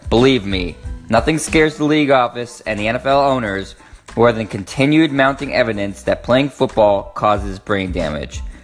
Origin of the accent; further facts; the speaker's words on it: Boston, Massachusetts, United States; I am from Boston, born and raised